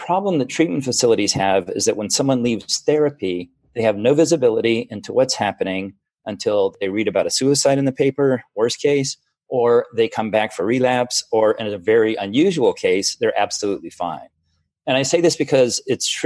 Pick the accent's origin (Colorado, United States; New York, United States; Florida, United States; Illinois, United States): Florida, United States; also born or lived in Germany; now in Seattle, United States; I grew up in Florida